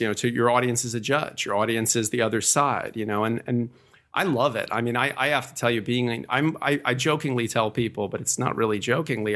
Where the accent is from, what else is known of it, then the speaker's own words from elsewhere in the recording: suburb just outside of New York City, United States; also born or lived in New Bedford, Massachusetts / New Jersey; I was born in New Bedford, Massachusetts, and I moved to a suburb uh, just outside of New York City when uh, I was fairly young